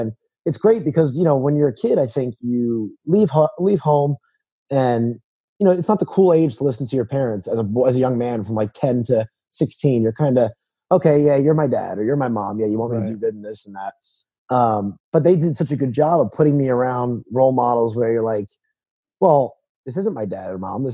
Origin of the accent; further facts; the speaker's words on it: New Jersey, United States; moved away as an adult; also born or lived in South Carolina; now in North Carolina, United States; I was born and raised in New Jersey